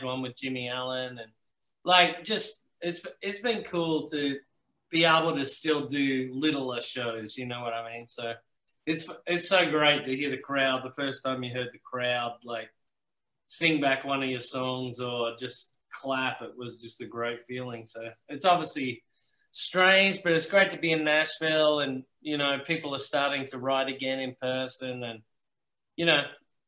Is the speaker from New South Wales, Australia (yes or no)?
no; Melbourne, Victoria, Australia; born there; I was born in Melbourne too, which is so not a country music place.